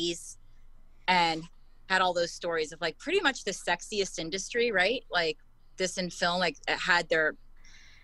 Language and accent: English; Berkeley, California, United States; I grew up in Berkeley.